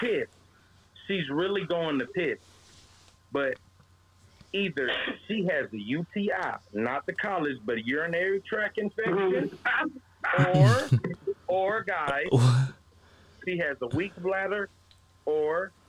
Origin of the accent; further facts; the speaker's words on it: Chicago, Illinois, United States; I'm really from Chicago